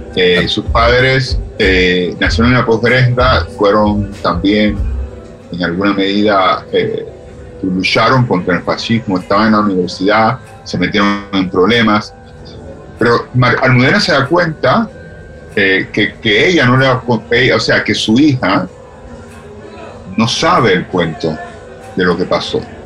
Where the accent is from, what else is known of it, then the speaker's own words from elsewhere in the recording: Cuba; moved away as an adult; los cubanos tenemos esa expresión